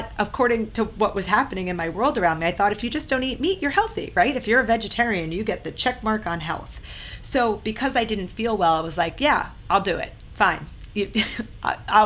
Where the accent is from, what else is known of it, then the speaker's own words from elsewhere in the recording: Long Island, New York, United States; moved away as an adult; also born or lived in San Diego / Austin; growing up on Long Island